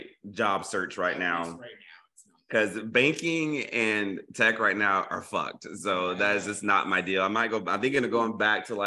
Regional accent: Tennessee, United States; my home state of Tennessee

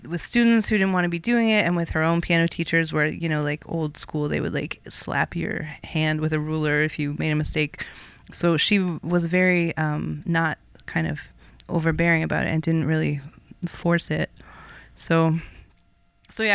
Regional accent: Toronto, Ontario, Canada; moved away as an adult; also born or lived in Montreal; I am from originally North York, which is a suburb of Toronto

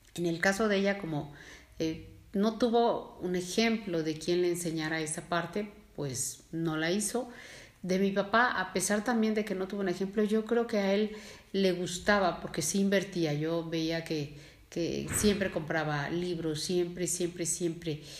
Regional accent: Mexico; nosotros como mexicanos

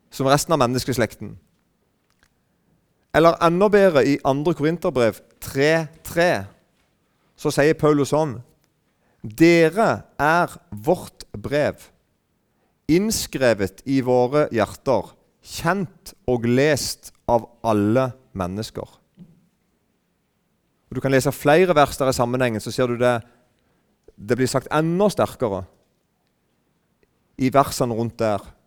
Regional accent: Southern Norway, Norway; Men da, da vet ikke hvordan vi er sørlendinger. Kristne sørlendinger

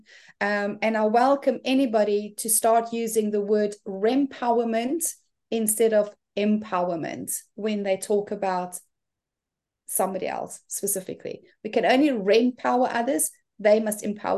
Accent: South Africa; moved away as an adult; now in New Zealand; I'm originally from South Africa and have been living in gorgeous New Zealand for the past 8 years.

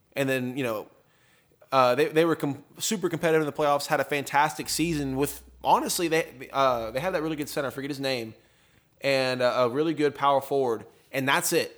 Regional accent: Tomball, Texas, United States; Taylor and I and everyone here has been growing up around the Tomball area

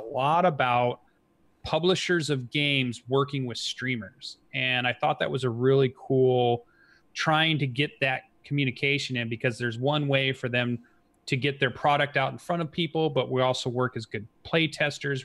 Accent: Kalamazoo, Michigan, United States; somebody you know from my hometown

